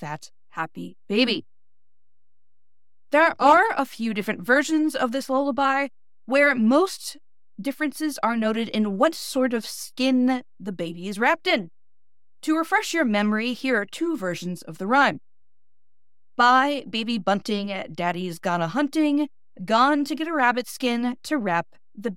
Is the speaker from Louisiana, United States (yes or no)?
no; Northeast Ohio, United States; accent: flat Midwestern, Northeast Ohio; my Northeast Ohio accent